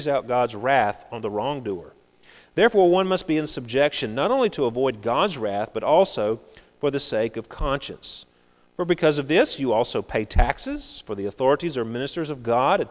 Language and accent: English; United States; we are Americans